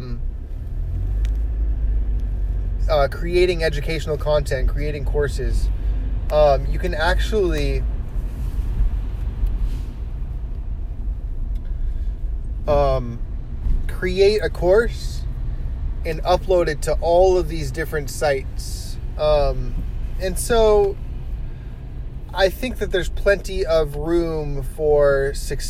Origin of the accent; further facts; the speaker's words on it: Los Angeles, California, United States; also born or lived in Berkeley / New York; at seventh grade, we moved from Los Angeles to Berkeley